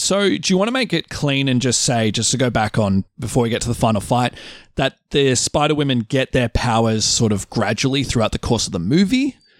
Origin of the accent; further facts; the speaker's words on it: Australia; I say bush 'cause I'm Australian